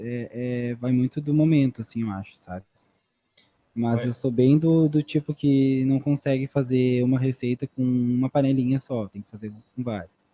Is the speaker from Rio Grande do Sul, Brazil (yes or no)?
yes; Candiota, Rio Grande do Sul, Brazil; moved away as an adult; also born or lived in Pelotas; Candiota, que é a minha cidade natal também